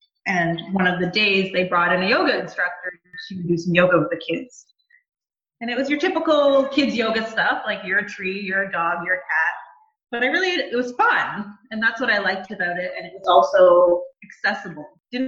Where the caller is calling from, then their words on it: Bowmanville, Ontario, Canada; I am in Bowmanville, Ontario, working from my office this morning.